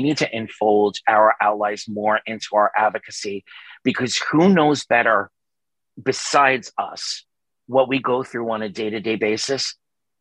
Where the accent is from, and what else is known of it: New York City, New York, United States; born or raised there; moved away